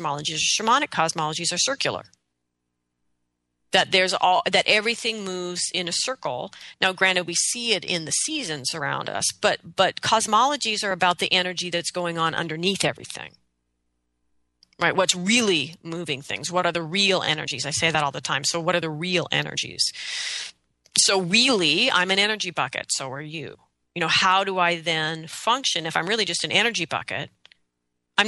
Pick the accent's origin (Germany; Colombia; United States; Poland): United States; I love being an American. I love freedom. I love rights. I mean, I am totally an American